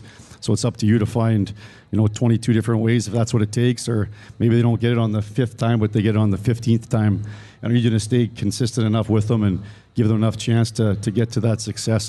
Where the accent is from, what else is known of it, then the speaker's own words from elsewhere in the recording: Canada; And I came from Canada and didn't really know any better